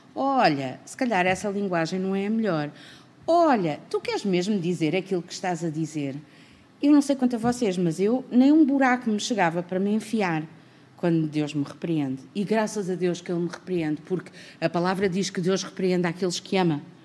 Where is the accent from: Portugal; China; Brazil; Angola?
Portugal; nós somos portugueses